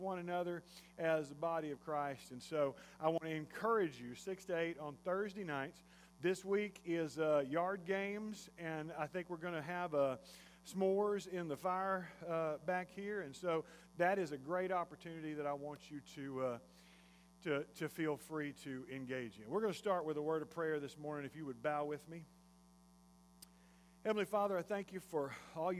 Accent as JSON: {"language": "English", "town": "Jasper", "region": "Texas", "country": "United States", "tie": "born or raised there", "said": "I grew up in Jasper, Texas"}